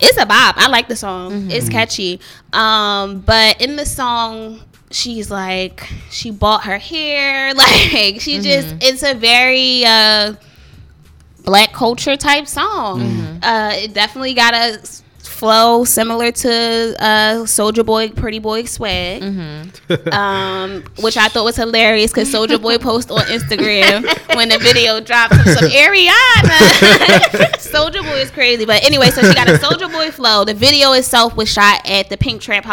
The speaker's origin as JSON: {"language": "English", "town": "Philadelphia", "region": "Pennsylvania", "country": "United States", "tie": "born or raised there", "said": "I too was raised, born and raised in North Philly"}